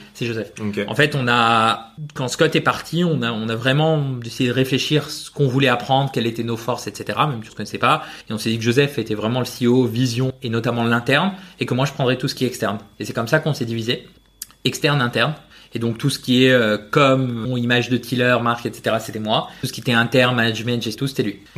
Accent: Spain; je suis espagnol

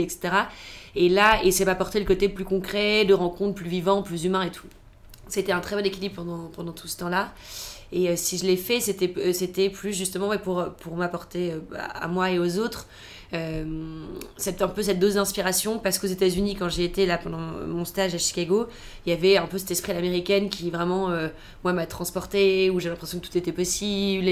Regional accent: Toulouse, Occitania, France; moved away; also born or lived in Paris / United States; je viens de Toulouse

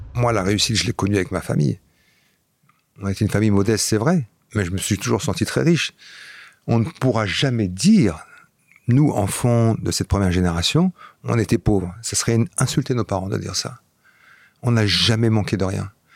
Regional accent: Flanders, Belgium; first language Flemish; French is a second language; moved away; also born or lived in Paris region, France; J'ai grandi là-bas, donc la première langue que j'ai parlé c'était le flamand

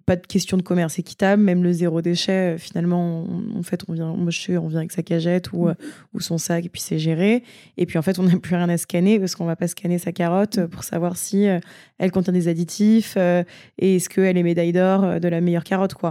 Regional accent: Yvelines, Île-de-France, France; j'ai grandi dans les Yvelines

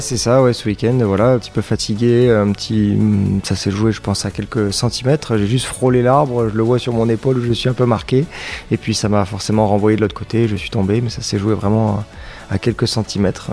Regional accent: Grasse, Provence-Alpes-Côte d'Azur, France; Je suis né à Grasse, donc j'ai toujours vécu ici

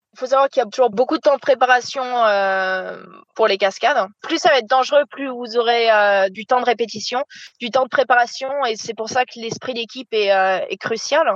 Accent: La Rochelle, Nouvelle-Aquitaine, France; moved away as an adult; also born or lived in Ireland; suis originaire de La Rochelle, euh, sur la côte atlantique. où euh, j'ai passé toute mon enfance là-bas.

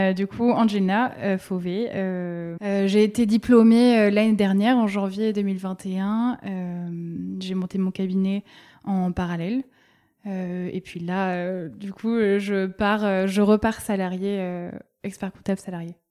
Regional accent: Bordeaux, Nouvelle-Aquitaine, France; Oui, je viens de Bordeaux. Je suis née à Bordeaux, j'ai grandi à Bordeaux.

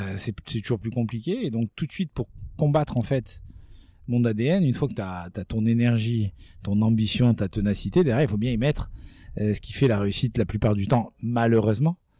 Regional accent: Nice, Provence-Alpes-Côte d'Azur, France; chez nous à Nice

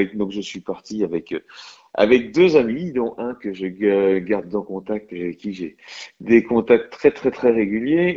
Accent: Lorient, Brittany, France; je suis originaire du Morbihan et, euh, donc originaire de, des côtes, puisque j'habite et je suis originaire de Lorient

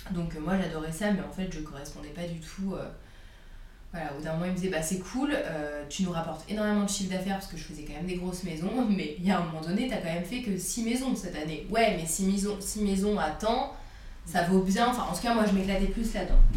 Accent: France; also born or lived in Burgundy / Paris / Annecy; j'ai grandi en Bourgogne. Euh, et, à Paris, donc euh, entre les deux, vu que mes parents sont séparés

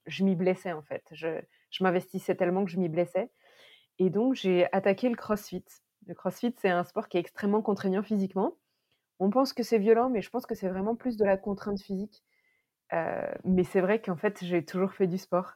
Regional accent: Berry, Centre-Val de Loire, France; moved away as an adult; also born or lived in Paris; on a décidé de revenir dans ma région natale, le Berry

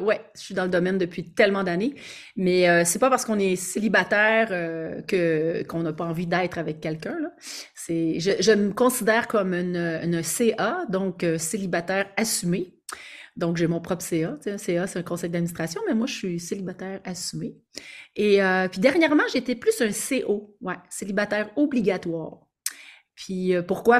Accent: Quebec, Canada; accent: Québécois; je suis québécoise, alors j'ai probablement pour vous un accent québécois

